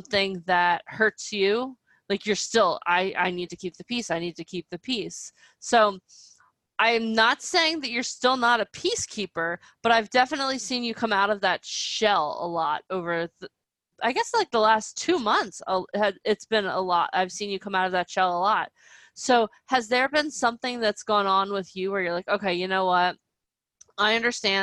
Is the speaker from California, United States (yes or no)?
no; New Jersey, United States; where I grew up in New Jersey